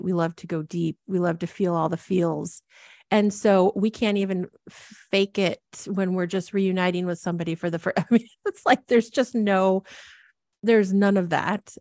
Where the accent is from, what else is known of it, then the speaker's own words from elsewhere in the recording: Midwest, United States; moved away as an adult; now in Portland, United States; I really saw myself as a Midwesterner and thought I would be there forever